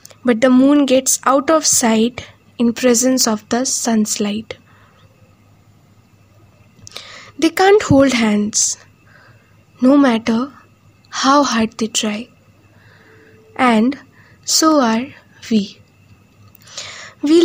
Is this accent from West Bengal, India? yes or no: yes; West Bengal, India; I'm from West Bengal.